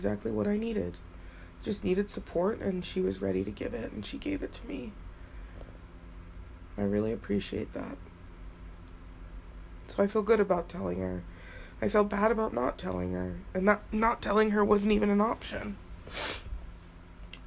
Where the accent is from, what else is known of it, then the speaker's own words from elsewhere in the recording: Utah, United States; also born or lived in Florida; I was born in Florida and adopted to Utah